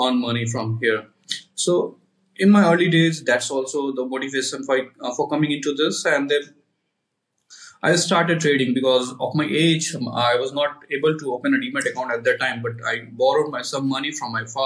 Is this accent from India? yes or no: yes; India; I'm from India